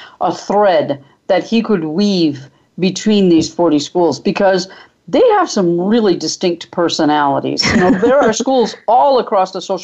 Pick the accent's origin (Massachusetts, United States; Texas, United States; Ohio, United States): Massachusetts, United States; New Bedford; I grew up in New Bedford, Massachusetts, which is just before you get to the Cape